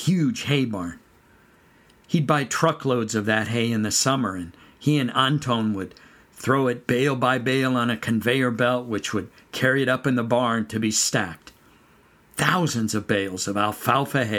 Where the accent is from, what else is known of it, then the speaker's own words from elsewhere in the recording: San Joaquin Valley, California, United States; now in North Carolina, United States; I grew up in California, in the San Joaquin Valley, on a dairy